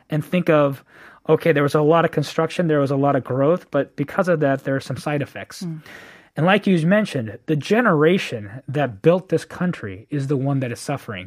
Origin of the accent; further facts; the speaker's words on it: Bay Area, California, United States; moved away as an adult; now in Korea; born and raised in the Bay Area, okay. um, and so I grew up there all my life